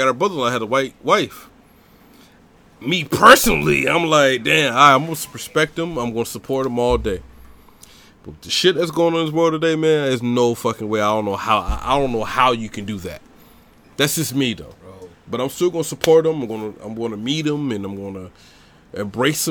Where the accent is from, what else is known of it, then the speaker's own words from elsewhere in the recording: Southeast Georgia, United States; I ain't from ATL. I'm from Southeast Georgia, St. Thomas